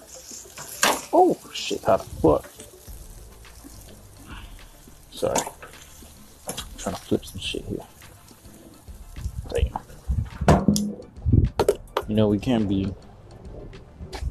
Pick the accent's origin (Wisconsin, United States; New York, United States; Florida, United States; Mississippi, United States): Florida, United States; Miami; I'm from Miami